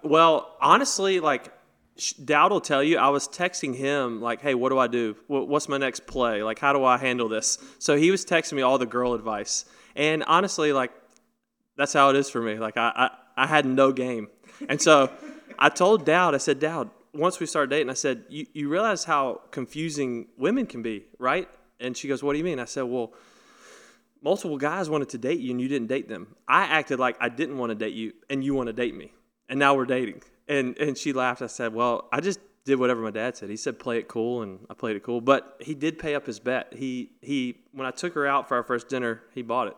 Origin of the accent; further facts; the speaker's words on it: North Carolina, United States; growing up in North Carolina, winning North Carolina tournaments